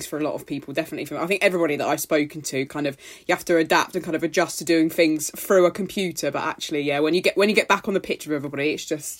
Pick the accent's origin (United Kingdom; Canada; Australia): United Kingdom; And we were just moaning about the rain because obviously we're British.